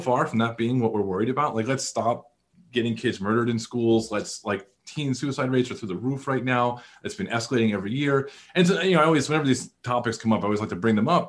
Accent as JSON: {"language": "English", "region": "Northeast", "country": "United States", "tie": "born or raised there", "said": "I grew up in the Northeast, relatively liberal world"}